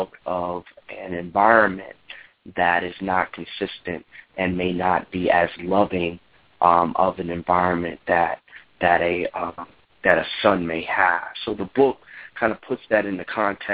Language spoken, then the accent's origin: English; South Orange, New Jersey, United States; moved away; also born or lived in Newark, New Jersey / Washington, D.C.; I was born in Newark, raised in South Orange